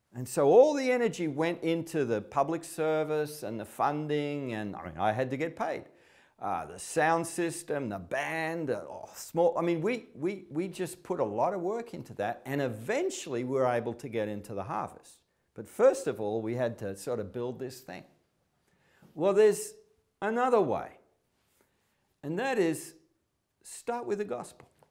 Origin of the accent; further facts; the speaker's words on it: Melbourne, Victoria, Australia; I'm from Melbourne, a major city in, in, in Australia.